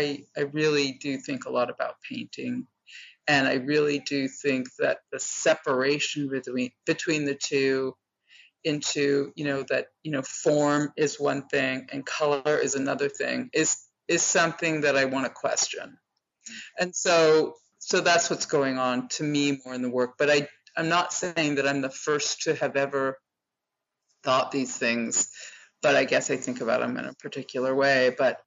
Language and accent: English; Sacramento, California, United States; born there; where she is from is also where I am from. I was born